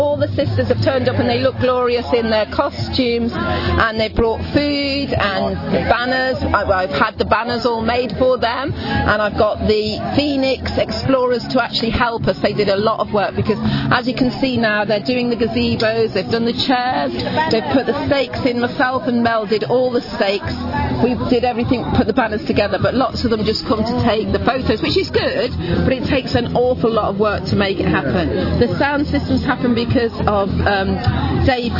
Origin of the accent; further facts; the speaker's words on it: Poland; moved away; I'm from Poland